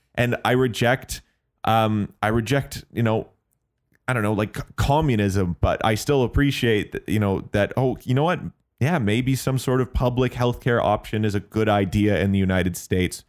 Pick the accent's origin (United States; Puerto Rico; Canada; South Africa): Canada; as a Canadian